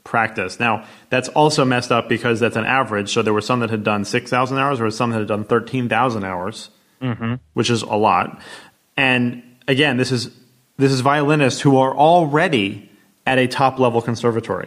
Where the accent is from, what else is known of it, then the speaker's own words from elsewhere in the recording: United States; as an American